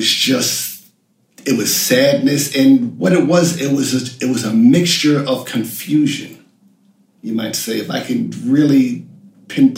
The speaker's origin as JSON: {"language": "English", "region": "New York", "country": "United States", "tie": "born or raised there", "also_born_or_lived": "London, United Kingdom"}